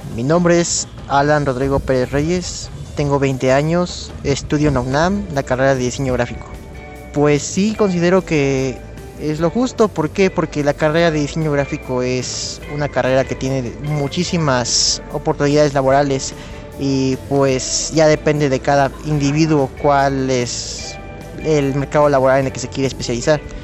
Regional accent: Nicaragua; soy de Nicaragua

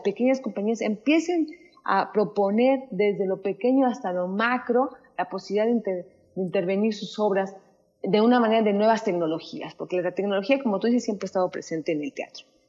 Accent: Mexico; nosotros que como mexicanos

